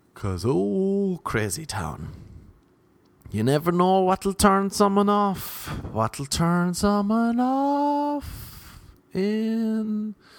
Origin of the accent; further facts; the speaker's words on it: Ireland; I'm Irish. I'm not Irish American.